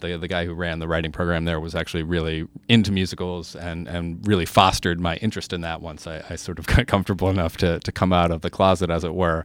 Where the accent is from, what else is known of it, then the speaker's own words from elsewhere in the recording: Pittsburgh, Pennsylvania, United States; now in New York, United States; I'm from Pittsburgh originally